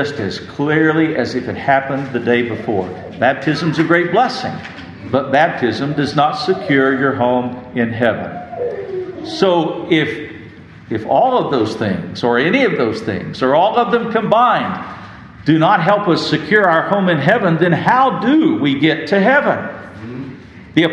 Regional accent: West Texas, United States; I grew up in West Texas

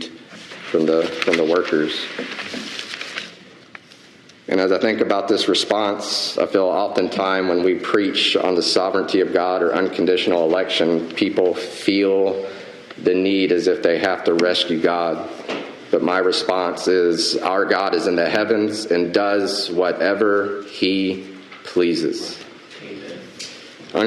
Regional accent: the South, United States; I'm from the South

